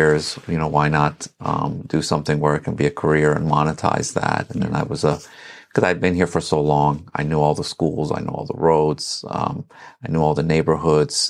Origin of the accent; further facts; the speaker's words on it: Herndon, Virginia, United States; also born or lived in Iran / Reston, Virginia; now in Sterling, United States; So I grew up in Herndon, lived in Reston for 15 years after